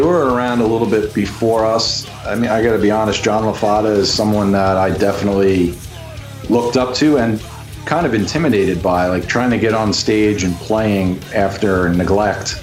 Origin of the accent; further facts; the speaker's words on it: the Hamptons, Long Island, New York, United States; I grew up out in the Hamptons